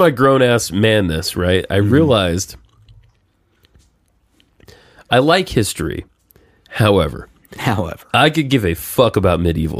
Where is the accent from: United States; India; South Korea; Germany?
United States; the South; I did grow up listening to the wrong side of it. I am from the South.